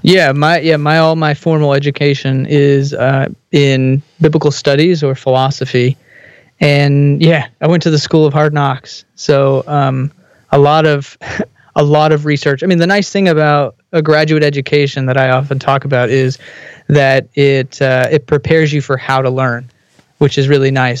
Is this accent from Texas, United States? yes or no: yes; Texas, United States; I grew up in Texas